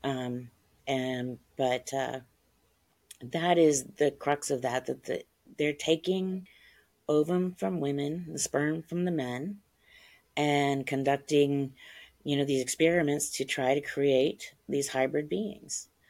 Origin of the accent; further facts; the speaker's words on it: Ohio, United States; I grew up in Ohio.